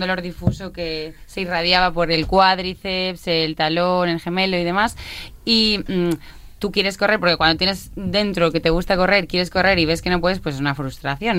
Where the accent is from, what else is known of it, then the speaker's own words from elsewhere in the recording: Badajoz, Extremadura, Spain; now in Barcelona, Spain; soy de Badajoz, ah. pero sí, sí, sí, pero vivo en Barcelona ahora